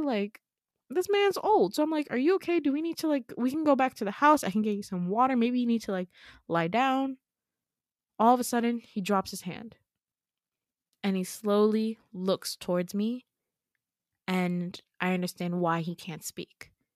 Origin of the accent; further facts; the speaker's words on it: New York, United States; also born or lived in Gambia (Fulani heritage); I'm born and raised in New York. New York is all I know.